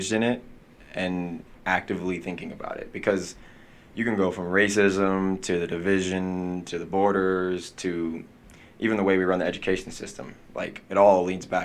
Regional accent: Salt Lake City, Utah, United States; I'm from Salt Lake City, born and raised.

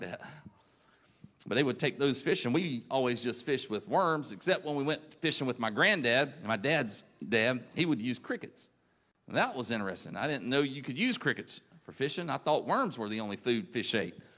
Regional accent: Raleigh, North Carolina, United States; I grew up in the Raleigh church

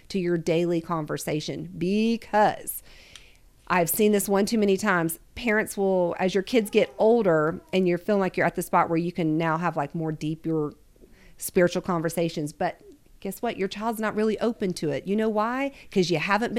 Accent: Ohio, United States; moved away; I grew up in Ohio for a good amount of my life.

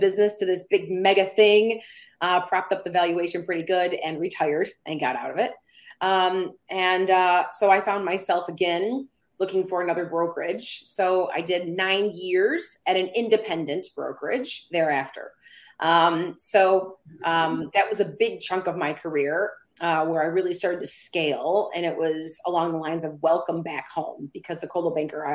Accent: Downriver, Michigan, United States; I am from a community called Downriver, Michigan

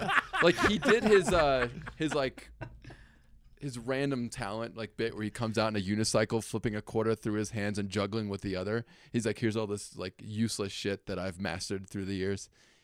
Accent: New York City, New York, United States; moved away as an adult; also born or lived in New Jersey / Norway (ancestry); now in Steamboat Springs, United States; I've been in Steamboat for about 5 years. I grew up in Brooklyn, New York. And my mom was off the boat from Norway, and my dad's parents were off the boat from Norway.

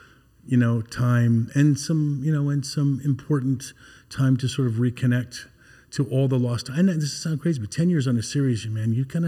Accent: Canada; also born or lived in United States; rekindled those relationships because I'm Canadian and American.

